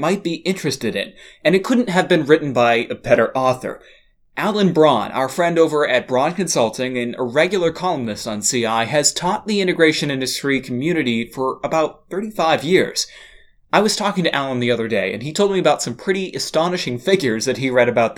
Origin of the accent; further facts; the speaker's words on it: Massachusetts, United States; my home state of Massachusetts